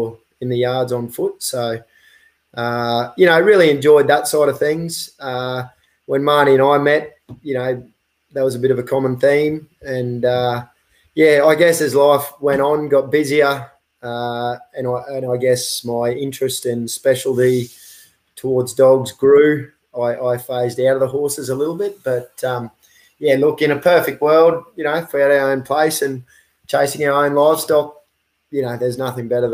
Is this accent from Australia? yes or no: yes; Queensland, Australia; also born or lived in the Kimberley; I am from Jalaka up in Queensland